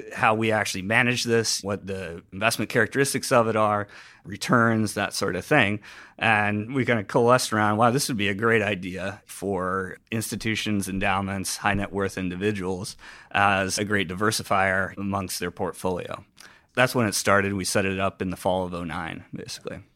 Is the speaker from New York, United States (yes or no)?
no; Cedar Rapids, Iowa, United States; moved away as an adult; also born or lived in Boston; I grew up in Cedar Rapids, Iowa